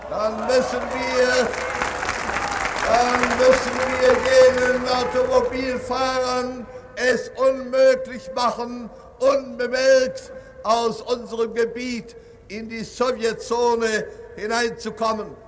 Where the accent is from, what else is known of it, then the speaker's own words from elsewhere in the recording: Berlin, Germany; in dem Schutze von uns Berlinern. Ich weiß sehr genau, Selbstverständlich werden wir auch als Berliner Verwaltung administrative Maßnahmen treffen müssen.